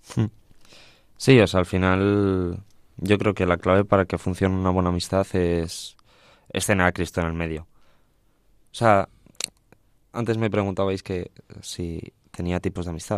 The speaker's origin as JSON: {"language": "Spanish", "town": "Villafranca del Bierzo", "region": "Castile and León", "country": "Spain", "said": "mi pueblo, Villafranca del Bierzo, en el Camino de Santiago francés"}